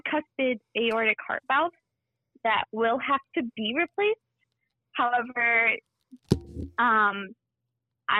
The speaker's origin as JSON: {"language": "English", "region": "New Jersey", "country": "United States", "said": "I'm 26 years old, and I'm from New Jersey"}